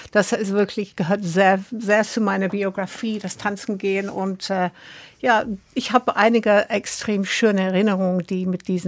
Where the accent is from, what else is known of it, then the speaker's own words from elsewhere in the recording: Brixton, London, United Kingdom; Ich komme aus Brixton, ja.